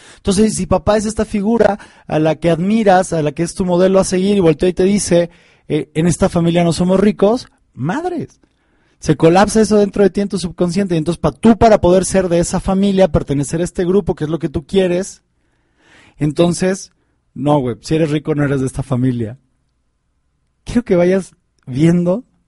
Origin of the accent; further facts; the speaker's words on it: Mexico; en, México, en mi país